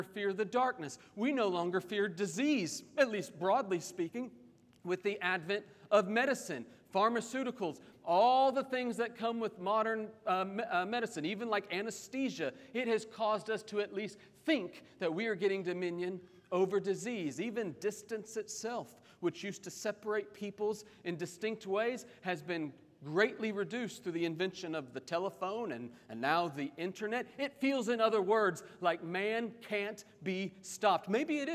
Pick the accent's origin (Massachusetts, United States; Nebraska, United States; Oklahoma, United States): Oklahoma, United States; Oklahoma City; moved away; growing up in Oklahoma City